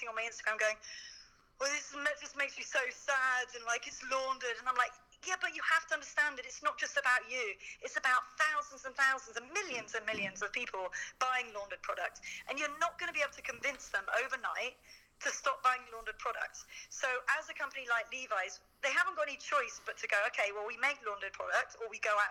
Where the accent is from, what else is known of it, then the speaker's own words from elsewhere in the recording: United Kingdom; being British